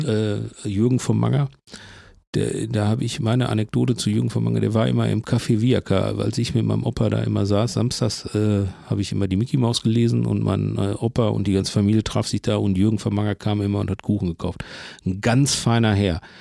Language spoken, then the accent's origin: German; Herne, North Rhine-Westphalia, Germany; also born or lived in Bochum; ich bin Herne groß geworden und in Bochum dick